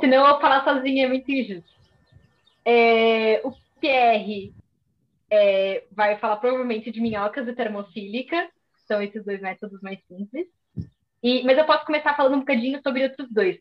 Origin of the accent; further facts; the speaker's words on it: São Paulo, Brazil; moved away as an adult; now in Coimbra, Portugal; eu originalmente sou de São Paulo, do, do Brasil, mas já estou cá em Coimbra há quatro anos